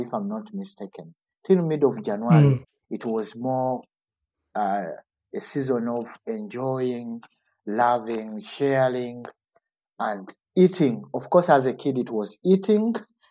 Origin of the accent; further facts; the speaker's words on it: Uganda; now in Kassel, Germany; growing up in Uganda